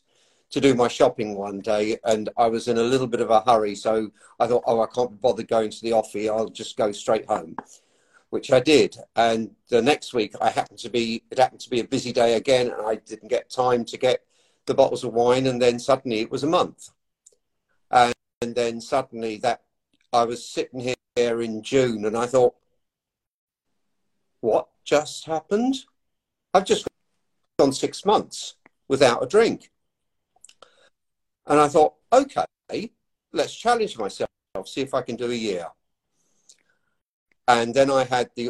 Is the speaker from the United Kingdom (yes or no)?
yes; England, United Kingdom; moved away as an adult; now in Ireland; from the accent, you can tell that I obviously was born and raised in England by Irish parents